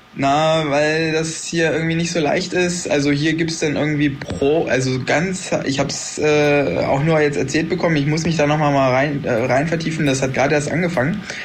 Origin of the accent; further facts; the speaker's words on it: Germany; moved away; bei uns in Deutschland